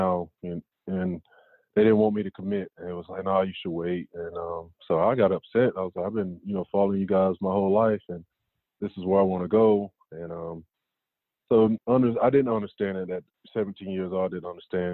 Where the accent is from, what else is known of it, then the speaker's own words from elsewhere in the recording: North Carolina, United States; growing up in North Carolina, I was a huge Tar Heel fan at one point